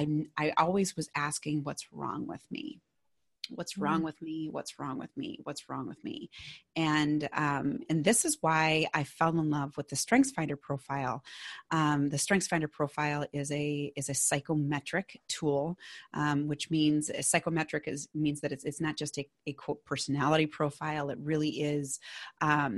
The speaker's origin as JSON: {"language": "English", "region": "Minnesota", "country": "United States", "accent": "Minnesotan", "said": "my Minnesotan accent"}